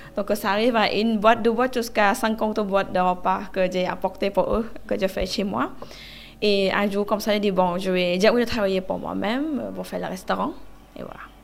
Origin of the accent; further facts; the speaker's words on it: Southern Thailand, Thailand; French is a second language; also born or lived in Phuket; now in Paris, France; Je viens du sud de la Thaïlande. En fait, ma famille en Thaïlande, ils ont le restaurant. Euh, à Phuket